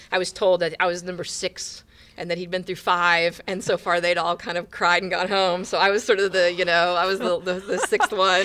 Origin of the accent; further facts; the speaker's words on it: Indiana, United States; moved away as an adult; now in Houston, United States; I grew up in the Midwest. I grew up in Indiana.